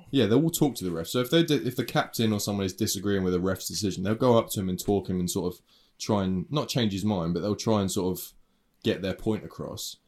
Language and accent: English; United Kingdom; I'm British